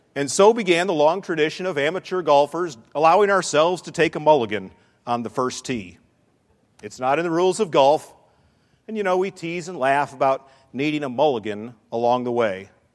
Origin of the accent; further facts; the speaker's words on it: Western New York, United States; Growing up in Western New York, my dad and I would often get up early